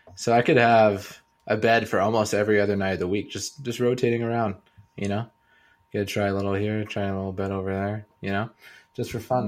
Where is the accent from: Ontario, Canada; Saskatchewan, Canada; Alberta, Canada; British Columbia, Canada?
British Columbia, Canada; Kelowna; moved away; back to my hometown